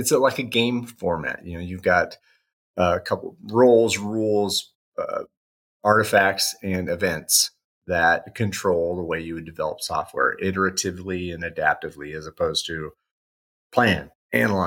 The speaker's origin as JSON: {"language": "English", "region": "Indiana", "country": "United States", "tie": "born or raised there", "also_born_or_lived": "Bowling Green, Ohio", "said": "I grew up in the Midwest, U.S., Indiana."}